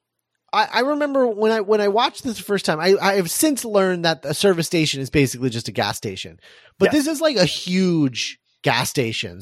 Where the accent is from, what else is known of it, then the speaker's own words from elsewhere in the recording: Midwest, United States; I'm from the Midwest. I had to deal with it a lot. It was a rough time in high school